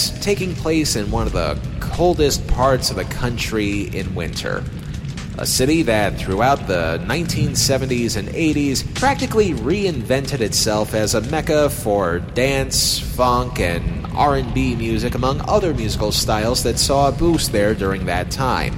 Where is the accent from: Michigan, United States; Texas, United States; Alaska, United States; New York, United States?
New York, United States; I'm from New York State